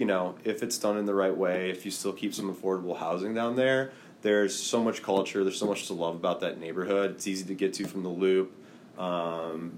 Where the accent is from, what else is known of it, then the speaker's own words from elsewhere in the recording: Milwaukee, Wisconsin, United States; I'm from Milwaukee, and my aunt and uncle own about 30-ish rental properties in and around the city of Milwaukee.